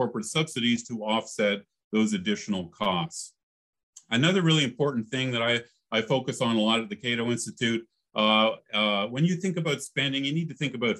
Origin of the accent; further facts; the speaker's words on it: Canada; now in United States; I grew up in Canada